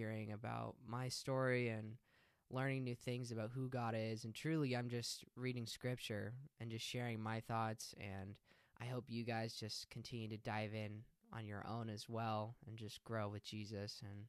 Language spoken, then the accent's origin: English; hometown about 15 minutes from Albany, Oregon, United States; I'm still going to root for my hometown